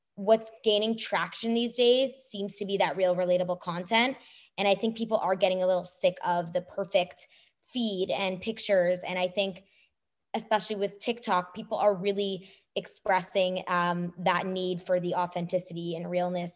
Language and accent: English; Canada; now in United States; I'm a Canadian